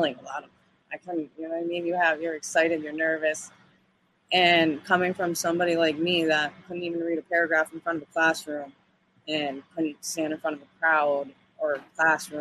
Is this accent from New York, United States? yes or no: yes; Schenectady, New York, United States; also born or lived in Albany, New York; My hometown is Schenectady, New York.